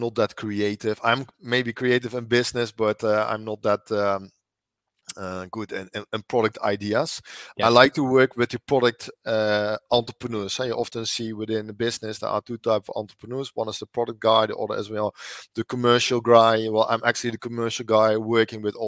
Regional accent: Netherlands; also born or lived in Italy; now in Lucca, Italy; I'm from the Netherlands. I lived actually in 5 countries. And now for the last 3 years, I've lived in Italy

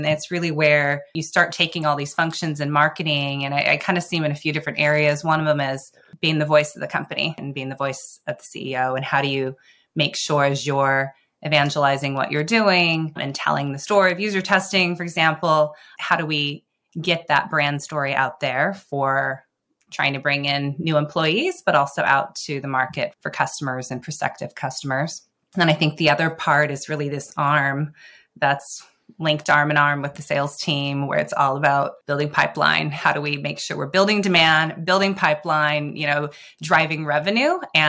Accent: Seattle, Washington, United States; Growing up in Seattle, I think I was going between something coffee-related or tech-related

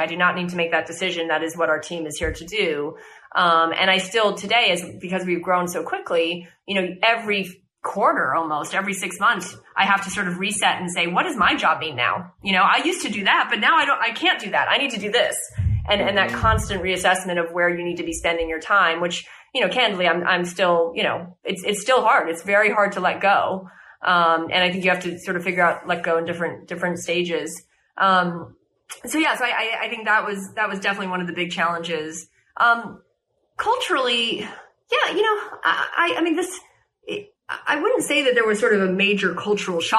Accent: United States; moved away; as an American

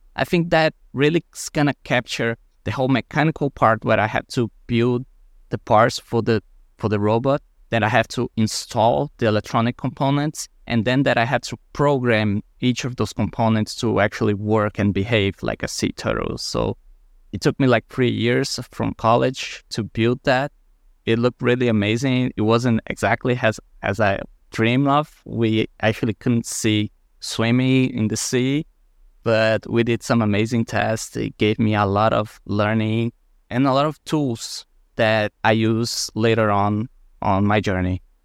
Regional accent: Brazil; moved away; I was born in Brazil, close to the beach, and we have a great coral reef next to our city

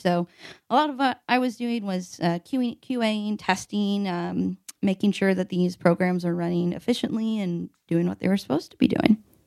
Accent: Evansville, Indiana, United States; moved away as an adult; also born or lived in West Lafayette, Indiana; now in Indianapolis, United States; I'm from Evansville, Indiana

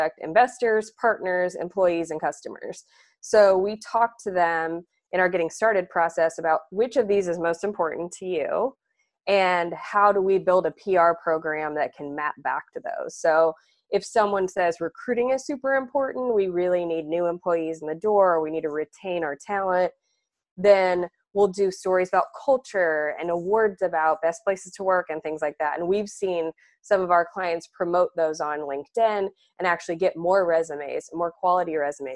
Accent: Indiana, United States; I grew up in Indiana

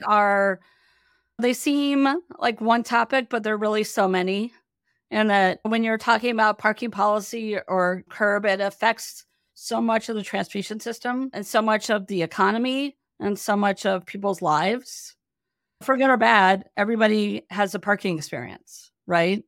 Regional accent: Minneapolis, Minnesota, United States; moved away as an adult; now in Seattle, United States; I grew up in the Midwest

